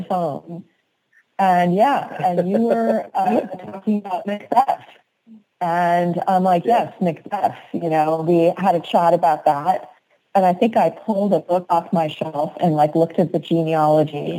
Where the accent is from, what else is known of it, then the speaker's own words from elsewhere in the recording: East Coast, United States; now in West Coast, United States; I'm from the East Coast